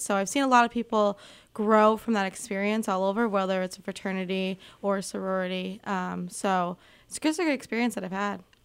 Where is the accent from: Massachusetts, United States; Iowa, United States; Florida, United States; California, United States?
Massachusetts, United States; Gillum; moved away as an adult; now in Keene, United States; I'm originally from Gillum, Massachusetts, which isn't too far from here at all